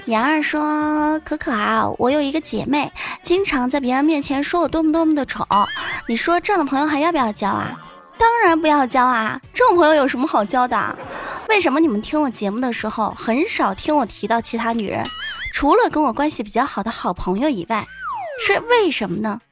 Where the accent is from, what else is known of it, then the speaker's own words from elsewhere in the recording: Hubei, China; accent: Hubei dialect; 湖北女孩说普通话的时候很温柔，而说方言的时候呢， 那也叫一个难听啊！